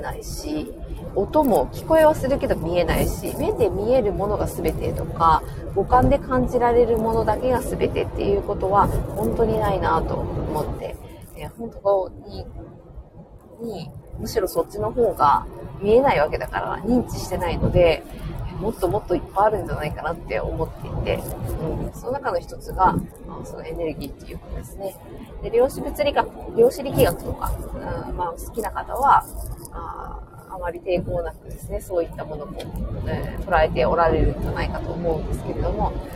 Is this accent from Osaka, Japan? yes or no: no; Fukuoka, Japan; 私の地元の、えー、福岡